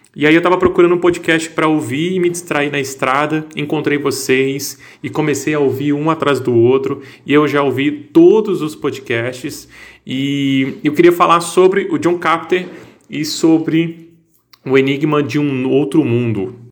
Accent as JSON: {"language": "Portuguese", "region": "Northeast Region", "country": "Brazil", "said": "eu sou nordestino"}